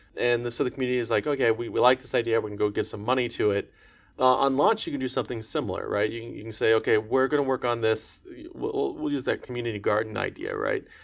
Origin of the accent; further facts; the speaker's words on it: Orlando, Florida, United States; growing up in Orlando, Florida area